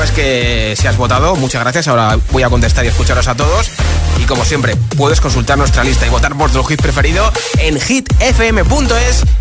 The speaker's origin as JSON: {"language": "Spanish", "town": "Madrid", "region": "Community of Madrid", "country": "Spain", "said": "y Guadalupe. Somos de Madrid"}